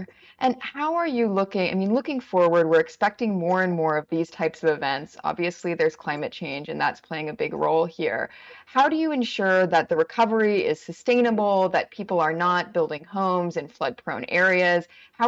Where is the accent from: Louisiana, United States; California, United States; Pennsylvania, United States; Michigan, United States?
California, United States; I grew up in California. I mean, most of the time growing up, we were in a drought state.